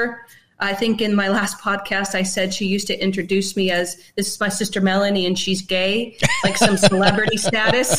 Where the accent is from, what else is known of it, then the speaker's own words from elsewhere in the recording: Canton, Ohio, United States; I'm from Canton, Ohio